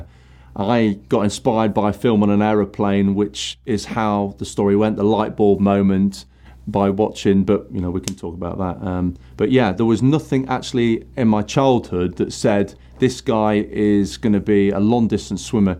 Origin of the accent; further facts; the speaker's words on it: Nottingham, East Midlands, United Kingdom; I grew up in Nottingham